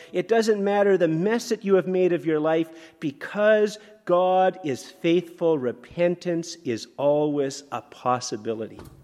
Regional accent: Canada; I'm a Canadian.

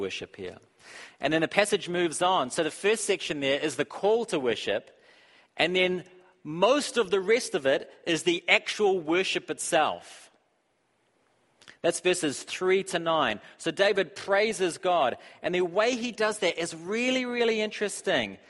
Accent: New Zealand; I'm from New Zealand

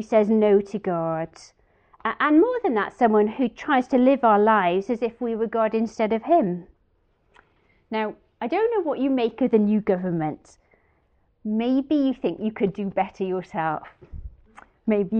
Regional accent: Wales, United Kingdom; being Welsh

